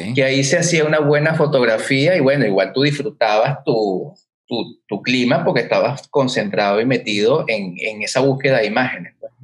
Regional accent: Caracas, Capital District, Venezuela; now in Montevideo, Uruguay; me dicen, ¿de dónde vienes? De Chacaíto de Plaza Venezuela

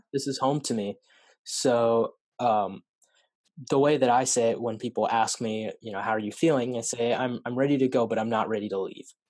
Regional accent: Salem, Oregon, United States; I was born and raised in Salem, Salem area uh, of Oregon, and I've never really lived anywhere else

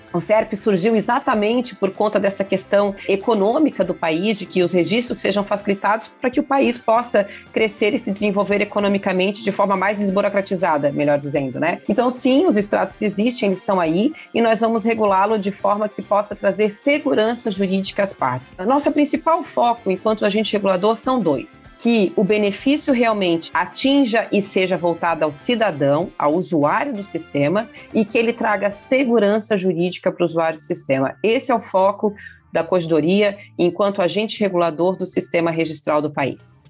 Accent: Santa Catarina, Brazil; eu sou do estado de Santa Catarina, nós aqui temos o programa Lar Legal há 20 anos

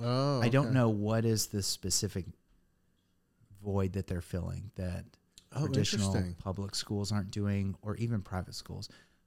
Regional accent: Indiana, United States; moved away as an adult; now in Nashville, United States; growing up in Indiana, there was one school system in town.

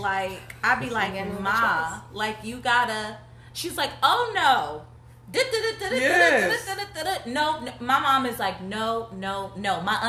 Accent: Midwest, United States; now in Los Angeles, United States; I came from the Midwest.

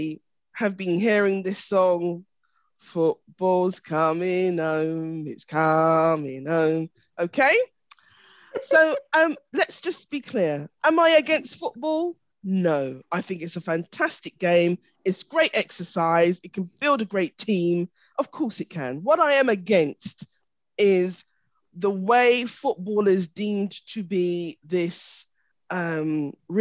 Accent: England, United Kingdom; I'm English.

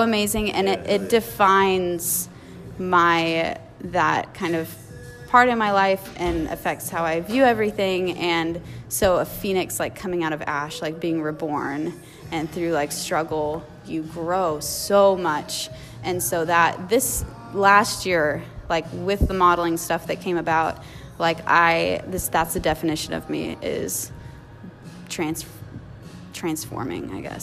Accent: Blue Springs, Missouri, United States; I grew up in Blue Springs

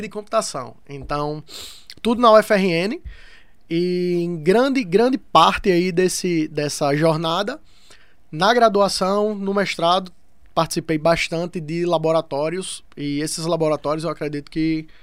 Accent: interior of Paraíba, Brazil; moved away; also born or lived in Rio Grande do Norte; eu vim do interior da Paraíba, mesmo sendo do Rio Grande do Norte, eu morei minha vida no interior da Paraíba

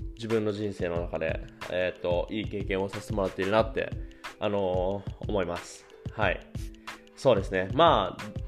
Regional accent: Japan; moved away as an adult; now in Germany; 自分が生まれ育って日本という国を外から見れるってことは

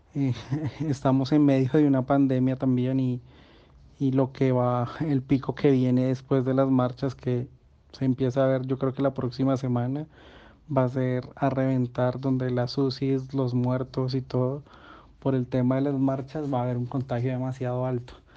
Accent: Colombia; nosotros como colombianos

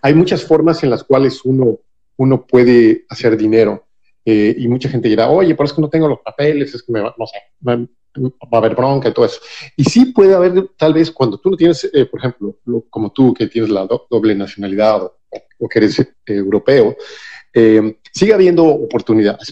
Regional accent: Mexico City, Mexico; yo soy de la Ciudad de México

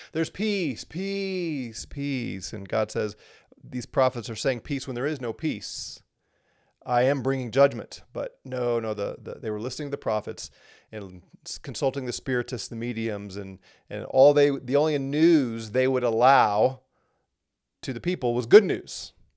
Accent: United States; here in the U S, as an American

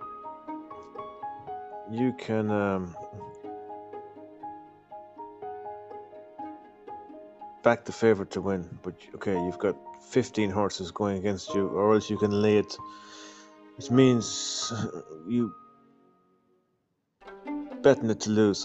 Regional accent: Ireland; I'm from Ireland.

